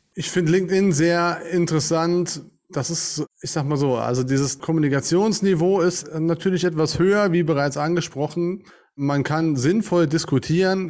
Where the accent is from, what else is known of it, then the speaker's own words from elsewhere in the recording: St. Wendel, Saarland, Germany; Ich komme aus St. Wendel, hier im schönen Saarland